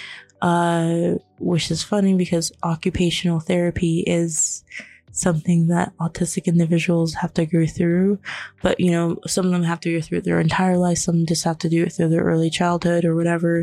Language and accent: English; Florida, United States; also born or lived in New York; when I was living in New York, but then we moved and we didn't have the same sort of help moving to Florida, because I was born in New York